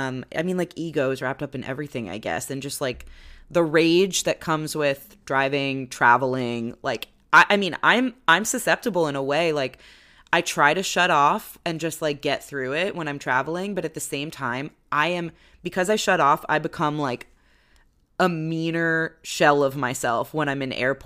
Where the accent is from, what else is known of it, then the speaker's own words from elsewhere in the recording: East Coast, United States; my attitude growing up on the East Coast, and I've spent a lot of time in New York.